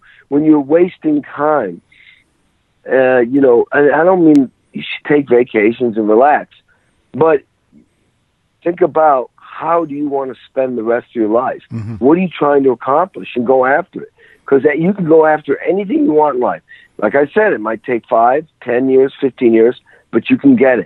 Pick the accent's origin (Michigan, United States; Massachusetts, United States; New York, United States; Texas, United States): Massachusetts, United States; Western; I grew up in the Western Mass